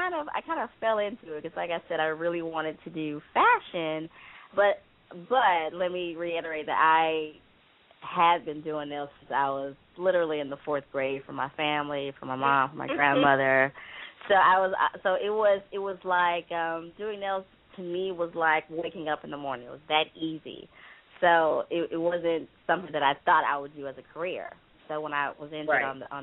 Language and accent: English; Houston, Texas, United States; moved away as an adult; also born or lived in Los Angeles area; now in Los Angeles, United States; I'm from Houston, Texas. Born and raised. And I moved here about 7 years ago